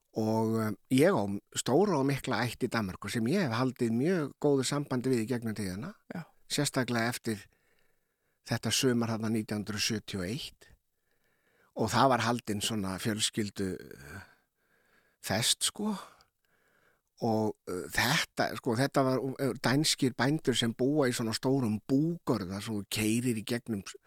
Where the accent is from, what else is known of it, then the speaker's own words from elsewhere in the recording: Keflavík, Southern Peninsula, Iceland; við sem ólast upp í Keflag og Njarvík